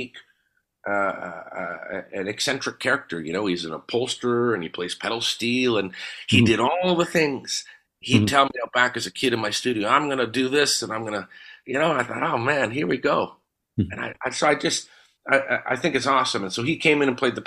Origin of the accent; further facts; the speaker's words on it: Winnipeg, Manitoba, Canada; Growing up in Charleswood